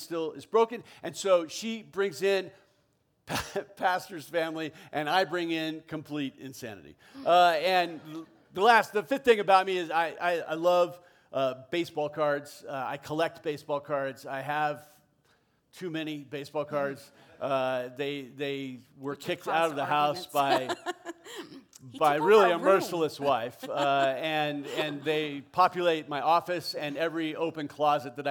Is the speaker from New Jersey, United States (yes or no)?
no; South Orange County, Southern California, United States; I was born and raised in Southern California. Grew up down in South Orange County.